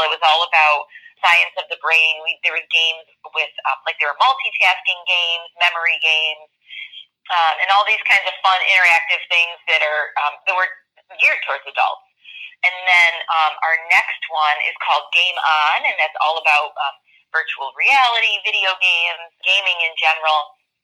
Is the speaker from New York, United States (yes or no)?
yes; Syracuse, New York, United States; I am pretty much a Syracuse lifer. I'm certainly a native